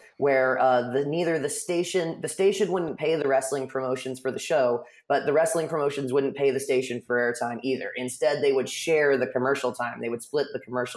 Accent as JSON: {"language": "English", "area": "just south of San Francisco", "region": "California", "country": "United States", "tie": "born or raised there", "said": "I grew up just south of San Francisco"}